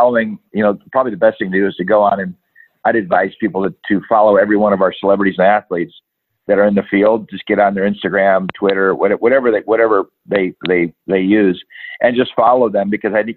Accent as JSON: {"language": "English", "region": "Michigan", "country": "United States", "said": "I'm from Michigan. I played hockey growing up"}